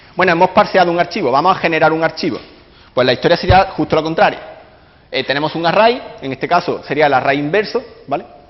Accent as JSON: {"language": "Spanish", "town": "Córdoba", "region": "Andalusia", "country": "Spain", "moved": "yes", "lives_now": "London, United Kingdom", "said": "vengo de Córdoba, eh, actualmente resido en Londres"}